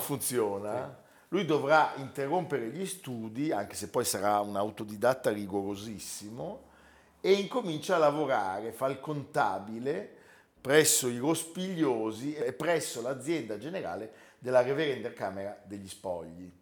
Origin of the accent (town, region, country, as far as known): Italy